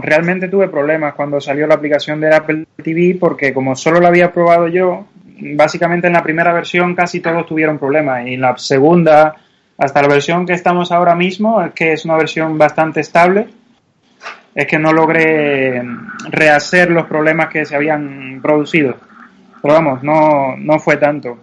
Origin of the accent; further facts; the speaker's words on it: Cuba; now in Madrid, Spain; se nota a la vista que no soy de aquí, soy, soy cubano y, ya hace muchos años